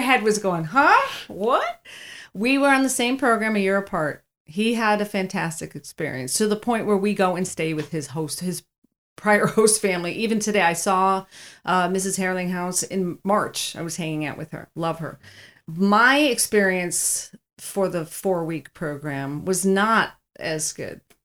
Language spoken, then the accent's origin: English; Cheektowaga, New York, United States; being very sheltered growing up in Cheektowaga.